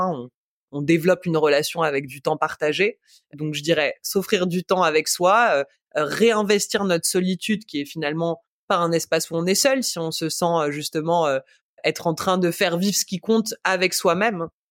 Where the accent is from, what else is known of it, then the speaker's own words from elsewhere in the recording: Paris, Île-de-France, France; moved away; j'ai grandi à Paris, je suis une vraie citadine